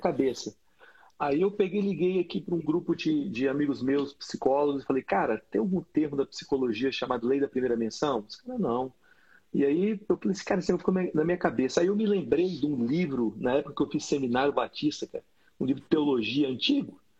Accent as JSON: {"language": "Portuguese", "town": "Brasília", "region": "Federal District", "country": "Brazil", "tie": "born or raised there", "said": "eu cresci numa quadra em Brasília que tinha gangue"}